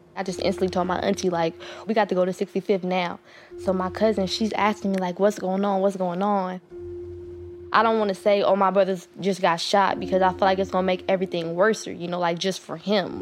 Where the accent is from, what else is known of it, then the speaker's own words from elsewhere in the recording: Oakland, California, United States; I'm from East Oakland, California.